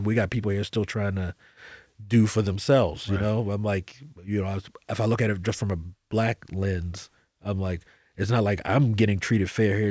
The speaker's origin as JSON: {"language": "English", "country": "United States", "said": "I'm an American"}